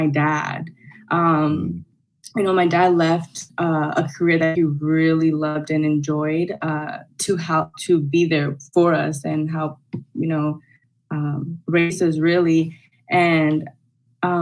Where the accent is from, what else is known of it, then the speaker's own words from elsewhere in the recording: Los Angeles, California, United States; I was born and raised in El Sereno